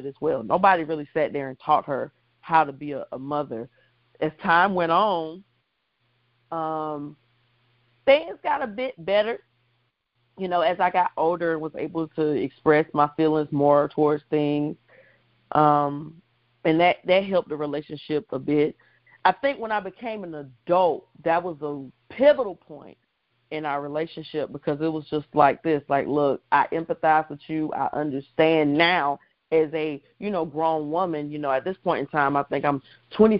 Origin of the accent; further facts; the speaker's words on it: Columbia, South Carolina, United States; I'm from Columbia, South Carolina